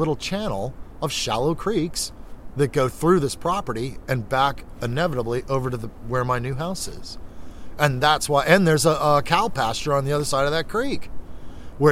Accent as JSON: {"language": "English", "town": "Orlando", "region": "Florida", "country": "United States", "moved": "yes", "said": "I'm from Orlando, Florida"}